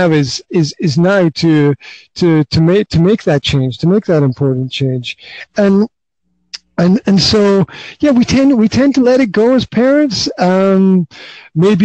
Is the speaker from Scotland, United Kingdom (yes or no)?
yes; Highlands of Scotland, United Kingdom; now in Banská Bystrica, Slovakia; Originally, I am from the Highlands of Scotland